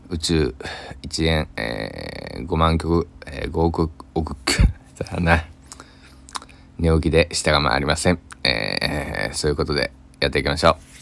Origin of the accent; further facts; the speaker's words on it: Kochi, Japan; 僕の地元の高知県佐木市